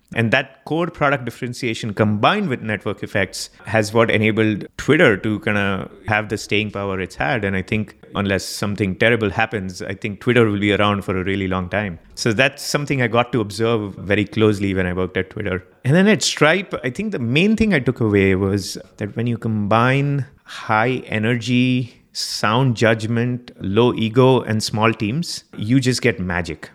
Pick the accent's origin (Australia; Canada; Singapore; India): India; Mumbai, Maharashtra; moved away as an adult; now in United States; I was born in Mumbai, Bombay, India, and, uh, I lived there for the first twenty-one years of my life.